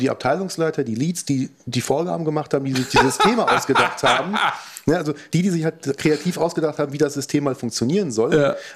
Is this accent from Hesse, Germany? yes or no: yes; Marburg, Hesse, Germany; ich komme aus Marburg